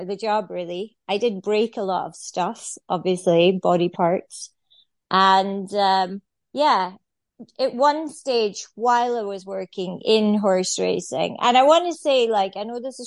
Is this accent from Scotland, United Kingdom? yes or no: yes; Scotland, United Kingdom; moved away as an adult; also born or lived in Ireland; I'm Scottish, so my whole family lives back home in Scotland, farming types, and I have lived in Ireland on and off since I was 21